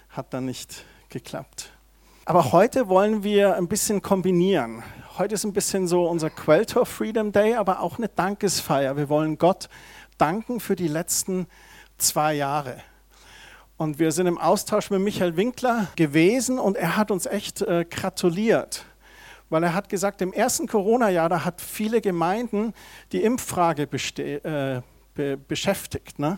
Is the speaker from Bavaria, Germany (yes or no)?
yes; Heimstetten, Bavaria, Germany; da bin ich aufgewachsen in Heimstetten